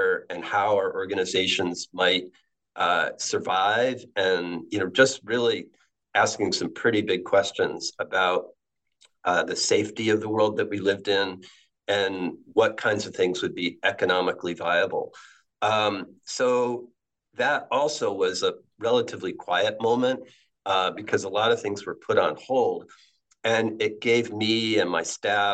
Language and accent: English; Ellington, Connecticut, United States; I grew up in Ellington, Connecticut, which is a small town between Hartford and Springfield.